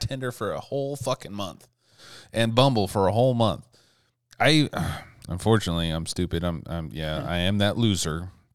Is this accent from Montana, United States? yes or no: yes; Montana, United States; I'm from Montana